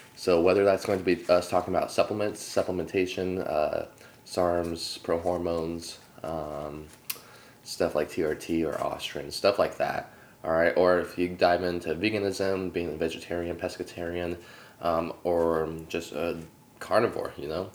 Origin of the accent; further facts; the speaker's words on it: Sacramento, California, United States; I'm actually from Sacramento